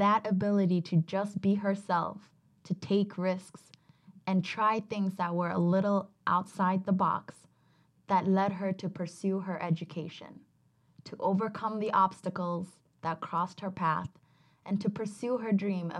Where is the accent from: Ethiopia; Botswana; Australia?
Ethiopia; now in United States; I was born in Ethiopia to an Ethiopian dad